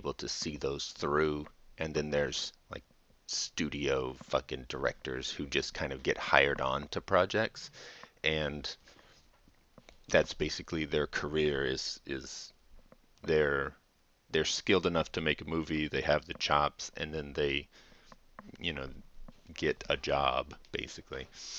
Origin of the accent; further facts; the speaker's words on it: United States; I'm American